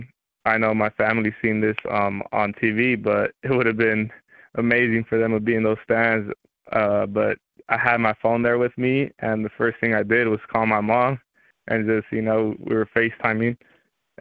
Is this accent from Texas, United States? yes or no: no; Los Angeles, California, United States; moved away as an adult; also born or lived in South Gate, California / Moreno Valley, California; now in Moscow, Idaho, United States; grew up living in South Central Los Angeles for about the age of 4 to 12